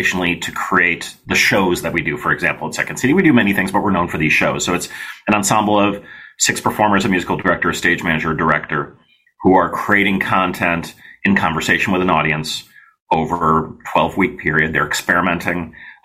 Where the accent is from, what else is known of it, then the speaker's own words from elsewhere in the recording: United States; I grew up here in the States